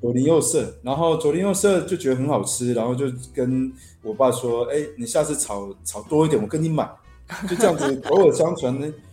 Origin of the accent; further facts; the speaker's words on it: Taiwan; 我爷爷是湖南老兵，就是对。那时候三七、三八年随政府来台湾，其实我们就从小住在眷村里面嘛